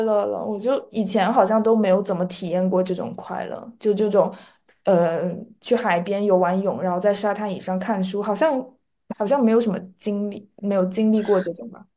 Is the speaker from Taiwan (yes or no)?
no; Guangdong, China; 我作为一个就是潮汕人吧，作为一个南方人，我从小到大就是会被蚊子咬，咬大的